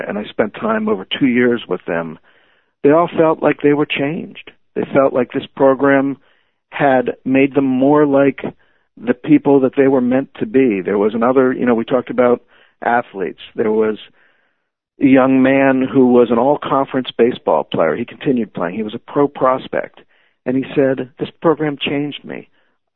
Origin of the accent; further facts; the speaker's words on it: Levittown, Pennsylvania, United States; now in Bethesda, United States; I live in Bethesda, Maryland now, which is very different from the community I grew up in Levittown.